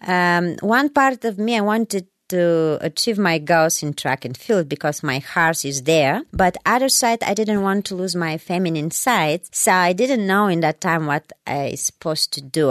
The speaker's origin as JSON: {"language": "English", "country": "Bulgaria", "tie": "born or raised there", "also_born_or_lived": "Germany", "second_language": "English", "moved": "as an adult", "lives_now": "United States", "said": "I was born in Bulgaria, and uh, in that time, Bulgaria was um, uh, East Bloc countries"}